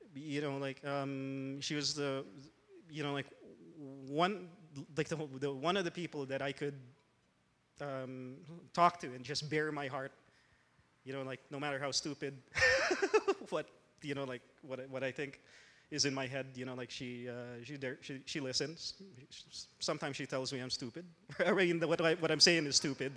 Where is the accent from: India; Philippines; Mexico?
Philippines; moved away as an adult; also born or lived in Los Angeles, United States; now in Canada; I grew up in the Philippines